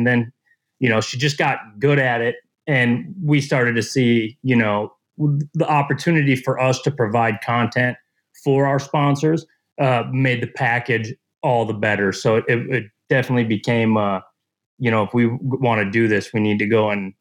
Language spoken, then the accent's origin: English; Shakopee, Minnesota, United States; I'm originally from Shakopee and, grew up in Shakopee.